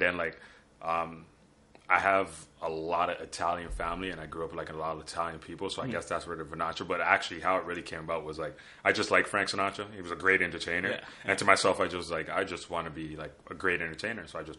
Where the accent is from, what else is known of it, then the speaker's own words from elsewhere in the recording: Toronto, Ontario, Canada; also born or lived in Newmarket; I was born in Toronto.